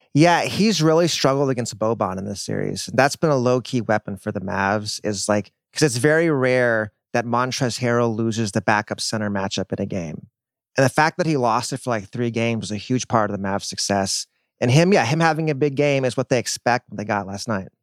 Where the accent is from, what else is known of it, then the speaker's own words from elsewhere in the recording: Dallas, Texas, United States; I'm from Dallas.